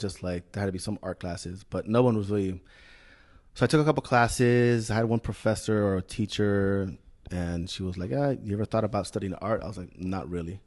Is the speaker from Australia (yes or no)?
no; Chile; moved away as an adult; also born or lived in Bay Area, California, United States; I grew up in Chile